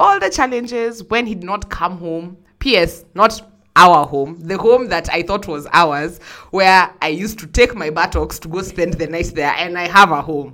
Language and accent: English; Kenya; I'm from Kenya